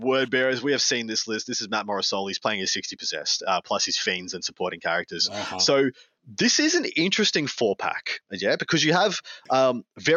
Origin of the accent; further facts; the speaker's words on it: Victoria, Australia; my home state in Victoria